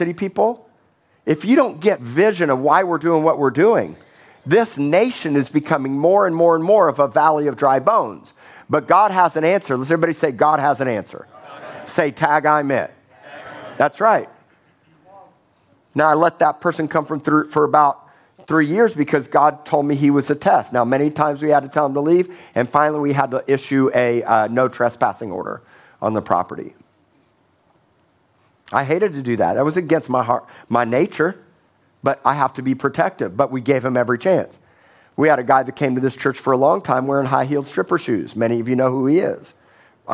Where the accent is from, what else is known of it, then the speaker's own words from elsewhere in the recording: Miami, Florida, United States; also born or lived in Tulsa, Oklahoma; now in Corpus Christi, United States; I grew up in Miami, Florida